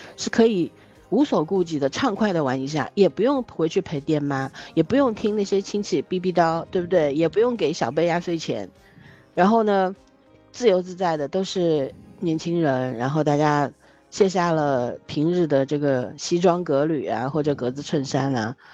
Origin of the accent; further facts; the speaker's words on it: Shanghai, China; 我们上海